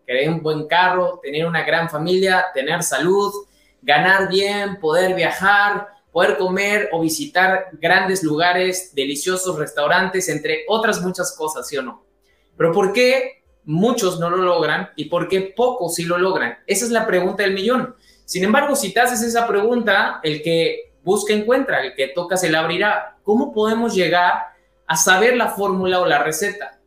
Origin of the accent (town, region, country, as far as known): Mexico